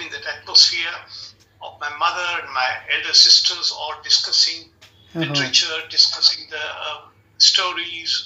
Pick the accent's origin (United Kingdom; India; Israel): India; Bangalore, Karnataka; moved away as an adult; also born or lived in Berlin, Germany; now in Germany; I'm from Bangalore